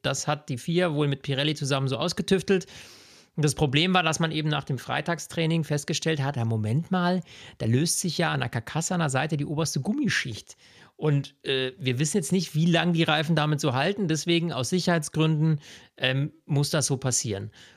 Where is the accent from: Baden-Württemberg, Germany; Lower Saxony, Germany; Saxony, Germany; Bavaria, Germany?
Bavaria, Germany; bei uns in Bayern